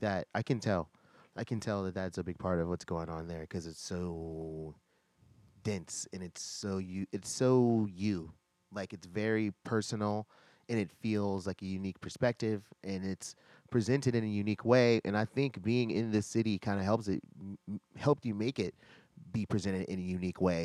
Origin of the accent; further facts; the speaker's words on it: Virginia, United States; I'm from Virginia